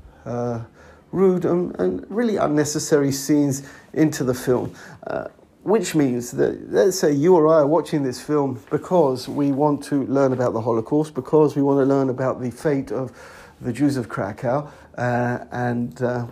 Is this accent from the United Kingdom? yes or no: yes; London, United Kingdom; now in Israel; I come from a place called Edgware, on the periphery of London